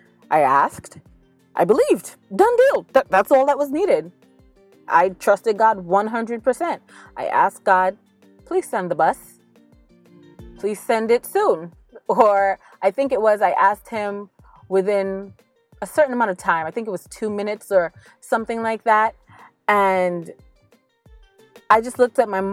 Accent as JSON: {"language": "English", "region": "New York", "country": "United States", "tie": "born or raised there", "said": "growing up in New York"}